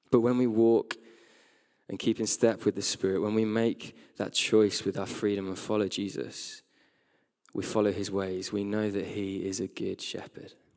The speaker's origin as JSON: {"language": "English", "region": "West Midlands", "country": "United Kingdom", "tie": "born or raised there", "moved": "yes", "lives_now": "Sheffield, United Kingdom", "said": "As a teenager, I grew up in the West Midlands"}